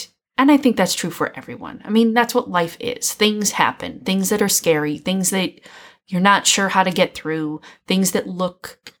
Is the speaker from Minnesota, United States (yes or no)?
yes; Minnesota, United States; moved away; I grew up in Minnesota.